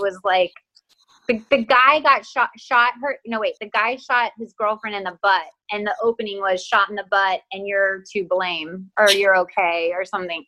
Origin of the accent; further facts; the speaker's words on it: Texas, United States; accent: Texas; i'm from texas and when my family and i get on the phone my texas accent like gets cranked up